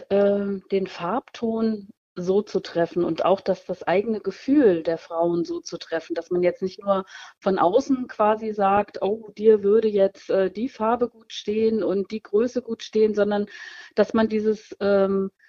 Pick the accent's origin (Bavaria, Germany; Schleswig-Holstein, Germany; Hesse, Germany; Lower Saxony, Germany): Hesse, Germany; Schauenburg; Ich komme aus Nordhessen, äh, in der Nähe von Kassel, aus Schauenburg genau genommen, und tätowiere seit nunmehr 30 Jahren.